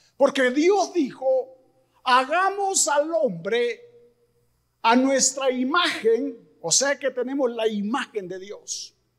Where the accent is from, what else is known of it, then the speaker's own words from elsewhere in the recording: Mexico; somos los mexicanos bien trabajadores